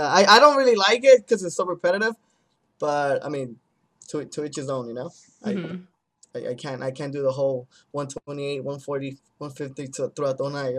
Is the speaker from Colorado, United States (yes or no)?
yes; Denver, Colorado, United States; Before I played my hometown show, it was Denver.